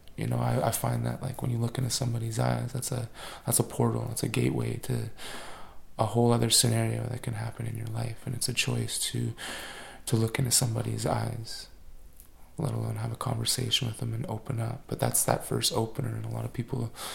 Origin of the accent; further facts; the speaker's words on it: Wet'suwet'en territory, British Columbia, Canada; I was born on 10 Tene territory and, and grew up on Wet'suwet'en territory